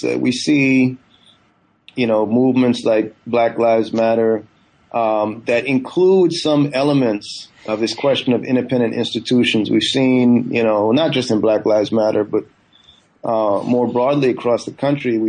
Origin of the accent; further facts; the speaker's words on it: Northern California, United States; also born or lived in Guyana; I was born in Guyana in the 70s and grew up, you know, my family moved to the U.S. I grew up in Northern California